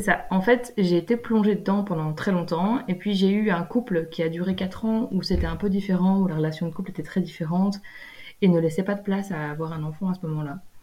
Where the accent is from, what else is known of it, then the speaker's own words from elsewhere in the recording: Belgium; moved away as an adult; en vivant en Belgique, en étant belge